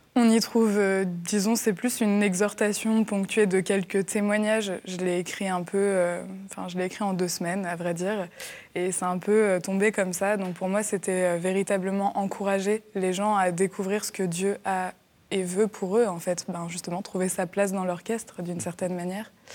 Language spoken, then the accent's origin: French; Angers, Pays de la Loire, France; je suis née à Angers